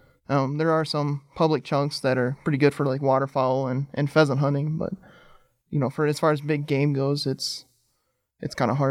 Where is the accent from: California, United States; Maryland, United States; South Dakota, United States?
South Dakota, United States; We're South Dakota.